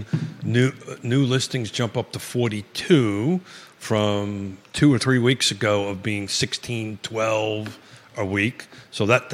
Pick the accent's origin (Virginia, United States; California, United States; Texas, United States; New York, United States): New York, United States; accent: New York; now in Charlottesville, United States; it's a New York accent